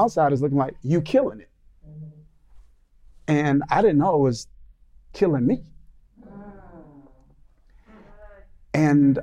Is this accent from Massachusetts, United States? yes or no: no; Mississippi, United States; But I grew up in the South. We're in the South now. But I grew up in Mississippi